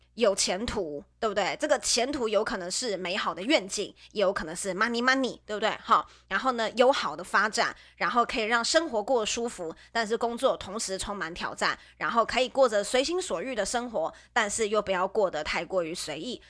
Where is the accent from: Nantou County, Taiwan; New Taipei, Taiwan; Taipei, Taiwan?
Nantou County, Taiwan; moved away; 我自己本身不是北部人，我自己本身是中部人，我是南投人